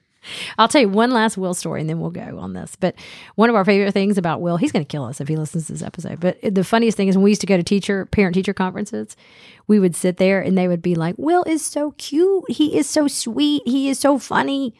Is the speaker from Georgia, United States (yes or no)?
yes; Smyrna, Georgia, United States; Dennis and I grew up in Smyrna, and we both went to Campbell High School.